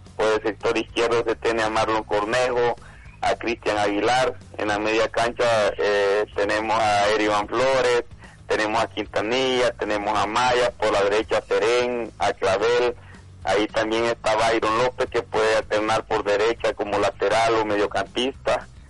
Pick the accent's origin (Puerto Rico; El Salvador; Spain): El Salvador; nosotros como salvadoreños